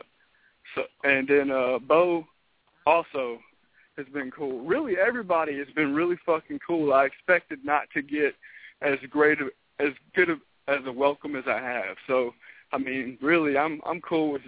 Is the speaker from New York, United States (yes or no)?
no; Memphis, Tennessee, United States; also born or lived in Mississippi; I'm from Memphis.